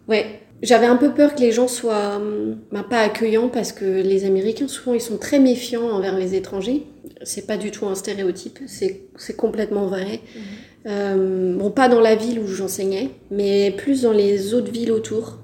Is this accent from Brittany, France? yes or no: yes; Brittany, France; also born or lived in Decorah, Iowa, United States; je suis française, je viens de Bretagne plus précisément